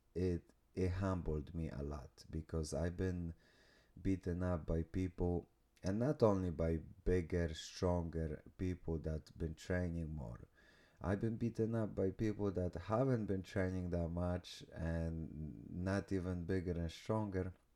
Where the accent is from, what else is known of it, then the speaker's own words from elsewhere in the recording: Poland; moved away; I came from small village from Poland